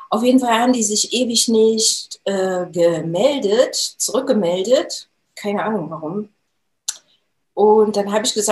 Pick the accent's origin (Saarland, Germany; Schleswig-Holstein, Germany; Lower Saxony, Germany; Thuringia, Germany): Thuringia, Germany; Jena; Äh, ich bin gebürtige Thüringerin und habe auch äh, die Thüringer Kost äh, abbekommen in meinen jungen Jahren. habe dann im Institut für Transfusionswesen gearbeitet, da in Jena. Also ich komme aus Jena